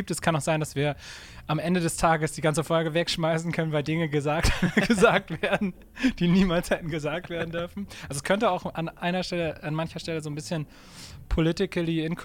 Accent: Bremen, Germany; Wir kommen, wir kommen aus Bremen, sind sesshaft in Bremen

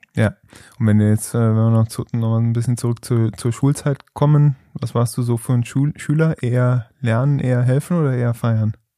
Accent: Trier, Rhineland-Palatinate, Germany; ich komme nicht aus Engelskirchen, ich komme aus Trier

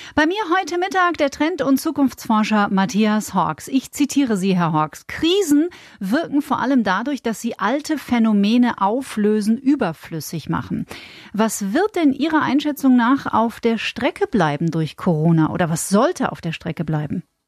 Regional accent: Bavaria, Germany; bei uns in Bayern

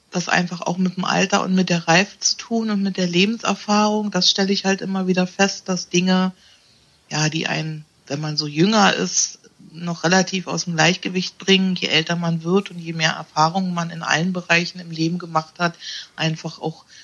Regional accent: Berlin, Germany; Ich bin 54. Ich komme aus Berlin, habe da eine mobile Praxis

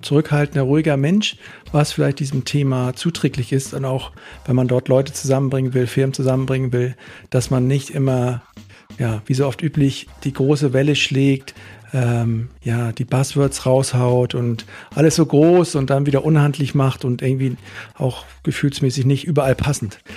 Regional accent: Northern Germany, Germany; now in Rhineland, Germany; ich bin ja Norddeutscher im Rheinland hier

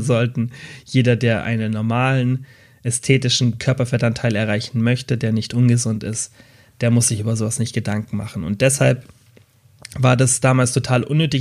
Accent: Germany; Bei uns in Deutschland

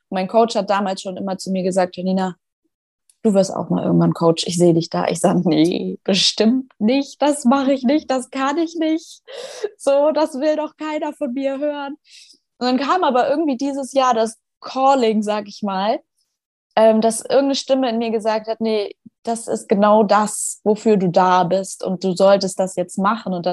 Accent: Schleswig-Holstein, Germany; Ich bin 26, ich komme aus Schleswig-Holstein.

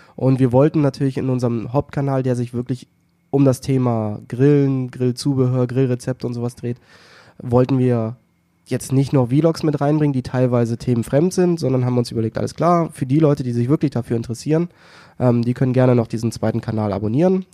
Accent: the North, Northern Germany, Germany; bei uns im Norden

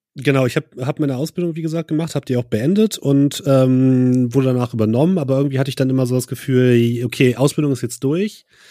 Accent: Braunschweig, Lower Saxony, Germany; moved away as an adult; also born or lived in Leipzig; now in Hamburg, Germany; Ich komme ursprünglich aus, aus Braunschweig und bin dann nur zum Studieren nach Leipzig gegangen

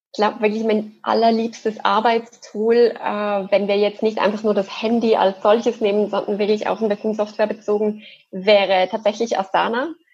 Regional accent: Basel, Basel-Stadt, Switzerland; moved away as an adult; also born or lived in French-speaking Switzerland / Zürich; Ich komme ursprünglich aus Basel, was man jetzt im Hochdeutschen nicht hört

